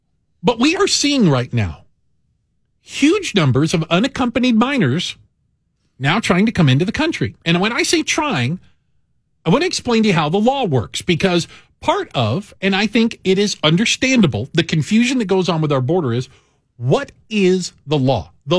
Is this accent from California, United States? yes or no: no; Tucson, Arizona, United States; also born or lived in Phoenix, Arizona; now in Chicago, United States; I spent a large portion of my life living in Arizona. Mm-hmm. I grew up in Tucson. I went to the University of Arizona. Down in Tucson.